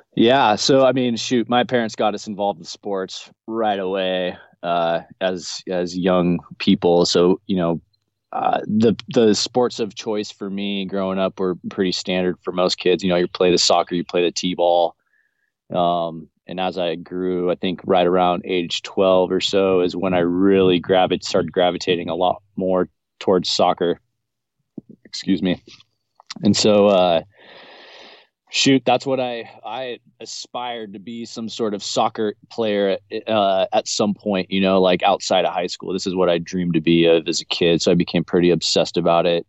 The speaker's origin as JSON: {"language": "English", "town": "Garden Valley", "country": "United States", "tie": "born or raised there", "also_born_or_lived": "Orange, California", "moved": "yes", "lives_now": "Florida, United States", "said": "where I was born in Southern California in uh, Orange County in the city of Orange. Um, I, my parents had us living there the first eight years of my life before we moved up to Garden Valley here"}